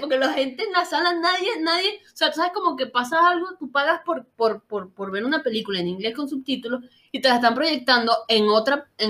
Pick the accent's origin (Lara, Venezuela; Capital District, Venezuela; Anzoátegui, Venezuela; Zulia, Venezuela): Capital District, Venezuela; Caracas; yo soy de Caracas, Venezuela